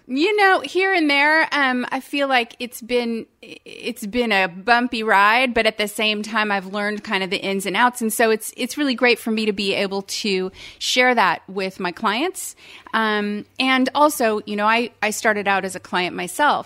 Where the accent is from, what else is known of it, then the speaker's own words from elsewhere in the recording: Palo Alto, California, United States; now in Savannah, United States; I was born and raised in Palo Alto, California